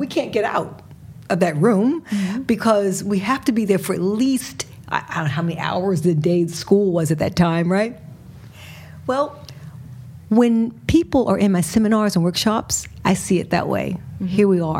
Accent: Richmond, Virginia, United States; moved away as an adult; also born or lived in Massachusetts; now in Sweden; I grew up in Richmond, Virginia. Tobaccos, pigs, cotton, slavery.

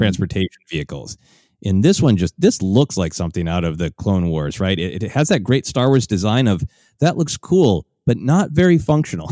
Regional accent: Minneapolis, Minnesota, United States; the convention that I've long, uh, performed at in my hometown of, uh, Minneapolis

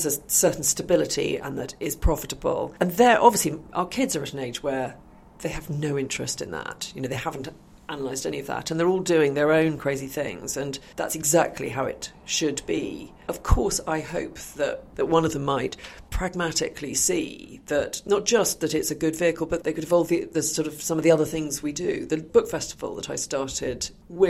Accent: Oxford, South East England, United Kingdom; I grew up in Oxford in the 70s

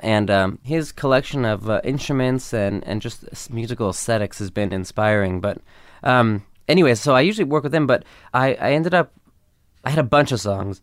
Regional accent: Los Angeles, California, United States; growing up in L

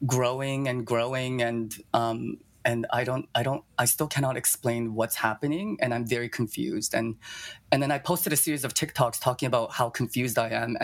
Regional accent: Toronto, Ontario, Canada; also born or lived in China / Japan; I was born in China, but I was only there for a year from 0 to 1. And then I moved to Japan. And then I was there for about 7 years. And then I moved to Toronto

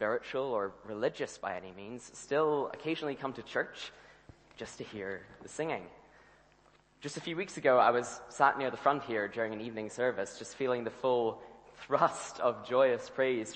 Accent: Ireland; now in Scotland, United Kingdom; I grew up in the Republic of Ireland

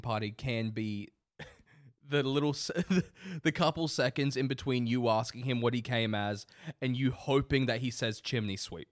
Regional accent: Australia; We're Australian, this is our culture

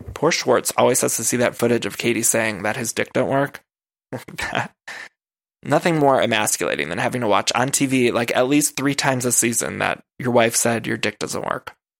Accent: Midwest, United States; now in Los Angeles, United States; I'm from the Midwest

